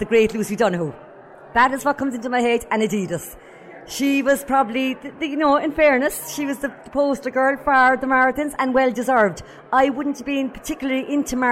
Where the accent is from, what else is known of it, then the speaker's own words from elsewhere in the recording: Youghal, Munster, Ireland; being a Yall girl, I know it's only 30 miles up the road, but I wasn't a city girl. I was living in Yall when I ran my first marathon.